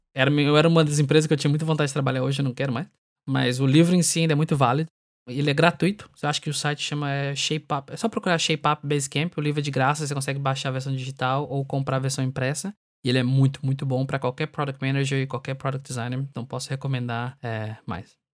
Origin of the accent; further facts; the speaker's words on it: Brazil; moved away; sendo brasileiro